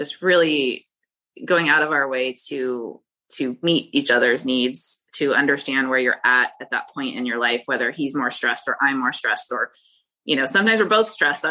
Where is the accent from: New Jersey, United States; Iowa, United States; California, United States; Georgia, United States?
California, United States; moved away as an adult; now in North Carolina, United States; I grew up in California, been there my whole life